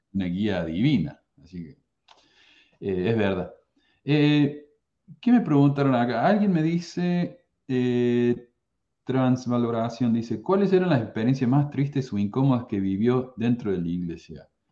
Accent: Córdoba, Argentina; yo soy de Córdoba, Argentina

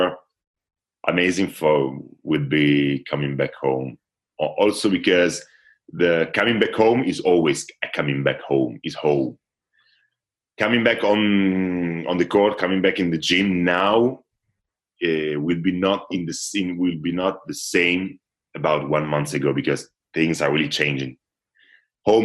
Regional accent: Italy; English is a second language; I really start to play volleyball at 12, 13, something like this in my hometown

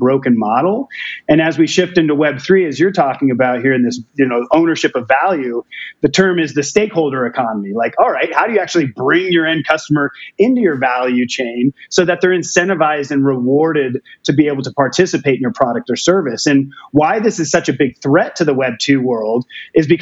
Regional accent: Portland, Oregon, United States; moved away; I'm originally from Portland, Oregon

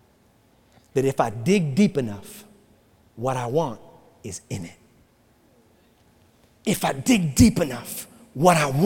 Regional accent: New York City, New York, United States; now in Florida, United States; I grew up in New York City

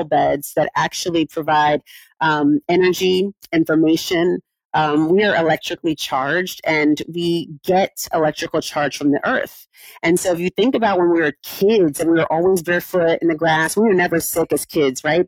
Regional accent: California, United States; I grew up in California

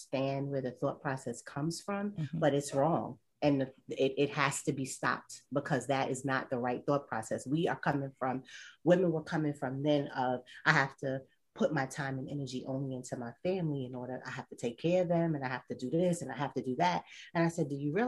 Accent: New York, United States; I'm from New York

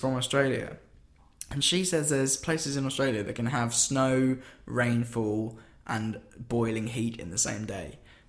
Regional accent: England, United Kingdom; We're from England.

